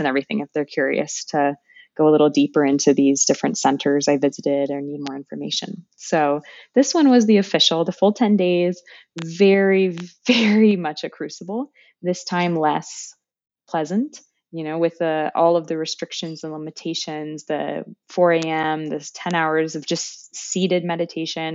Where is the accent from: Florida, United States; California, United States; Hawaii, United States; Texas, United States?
California, United States; moved away as an adult; also born or lived in France / Calais, France / Cambodia; now in Des Moines, United States; I'm from California